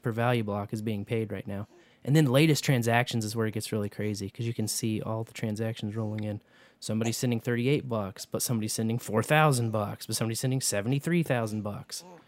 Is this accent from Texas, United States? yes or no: no; Kearney, Missouri, United States; Carney, that's my hometown